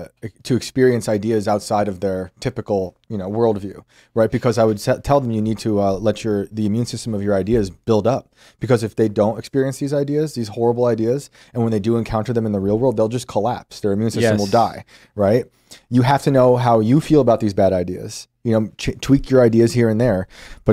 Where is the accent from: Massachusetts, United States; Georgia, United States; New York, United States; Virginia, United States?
New York, United States; You know, I grew up outside of West Point, the military academy.